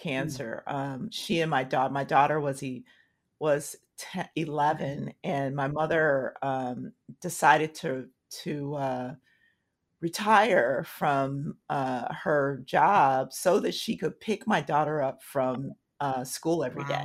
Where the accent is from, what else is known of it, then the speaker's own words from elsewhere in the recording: Tulsa, Oklahoma, United States; moved away; I'm from Tulsa